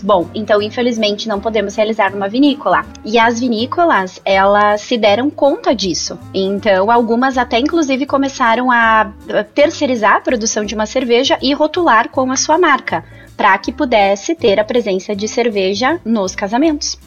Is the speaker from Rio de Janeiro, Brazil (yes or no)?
no; Nova Petrópolis, Rio Grande do Sul, Brazil; also born or lived in Caxias do Sul / Gramado; sou natural e moro em Nova Petrópolis. Morei um tempinho em Caxias, morei em Gramado, já viajei bastante, mas voltei para Nova Petrópolis